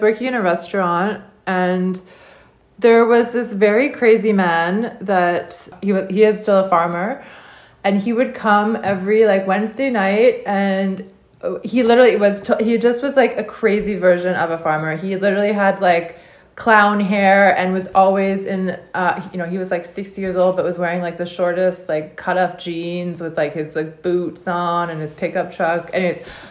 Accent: Ottawa, Ontario, Canada; moved away as an adult; also born or lived in Prince Edward County, Canada; now in Jura, France; I was born and I grew up in Ottawa, Canada

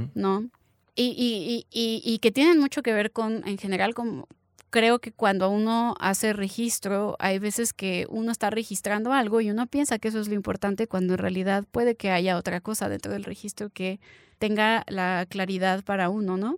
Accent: Mexico

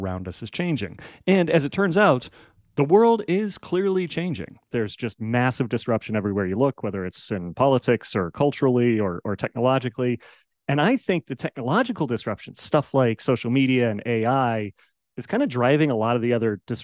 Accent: Colorado, United States; now in Las Vegas, United States; I grew up in the Rocky Mountains out in Colorado. Now I live out in Las Vegas

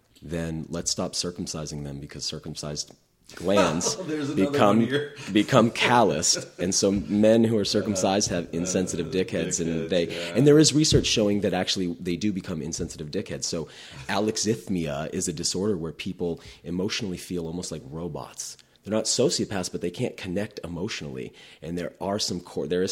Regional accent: New England, United States; I grew up in New England, very progressive area.

